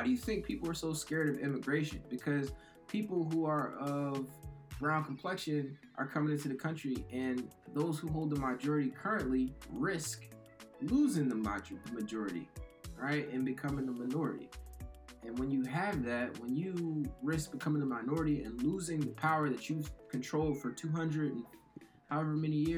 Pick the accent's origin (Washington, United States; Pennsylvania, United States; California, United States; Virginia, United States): Pennsylvania, United States; Philadelphia; I'm from Philly